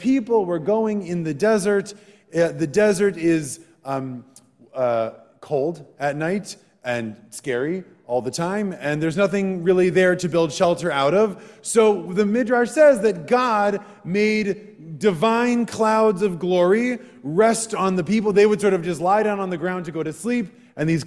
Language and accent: English; Wisconsin, United States; Growing up in Wisconsin